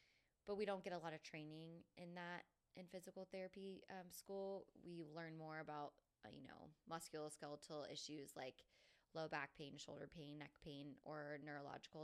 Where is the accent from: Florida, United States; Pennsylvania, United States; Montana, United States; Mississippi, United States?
Florida, United States; Jacksonville; I was born and raised in Jacksonville, Florida